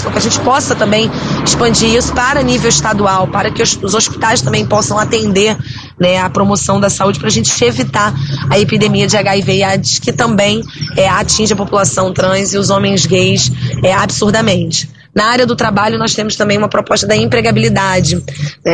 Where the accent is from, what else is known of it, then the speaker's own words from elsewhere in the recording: Teresópolis, Rio de Janeiro, Brazil; eu venho de Teresópolis